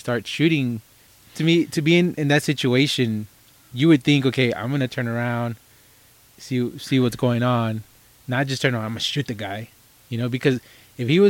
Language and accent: English; Texas, United States; we're from Texas